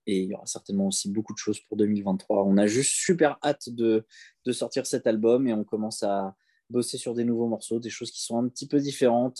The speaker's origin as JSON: {"language": "French", "town": "Chelles", "region": "Île-de-France", "country": "France", "tie": "born or raised there", "said": "à Chelles, c'est là où j'ai grandi"}